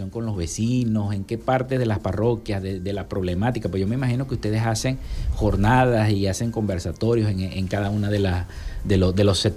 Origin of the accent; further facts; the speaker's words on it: Santa Lucía, Zulia, Venezuela; yo soy de Santa Lucía, ¿no? Ya una parroquia vecina de Chiquinquirá.